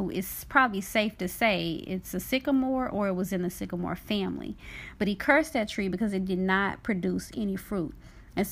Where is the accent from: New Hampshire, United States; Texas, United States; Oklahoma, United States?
Texas, United States; Dallas; now in Georgia, United States; growing up in South Dallas, Texas